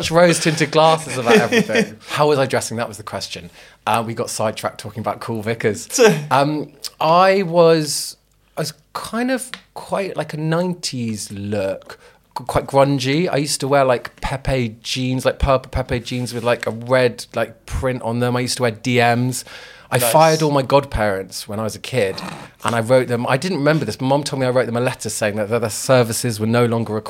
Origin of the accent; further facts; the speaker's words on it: London, United Kingdom; also born or lived in Belgravia, London; I grew up in Brixton, and I didn't realise, like, it was... We basically grew up in quite a small flat, but it was zone one, which is great. And then we moved from there to Belgravia